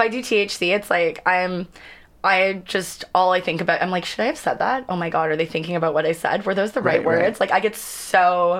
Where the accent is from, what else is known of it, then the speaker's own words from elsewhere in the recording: Canada; also born or lived in Los Angeles, United States; Like, I travel all over the world, and people don't think I'm Canadian. They're like, are you from California?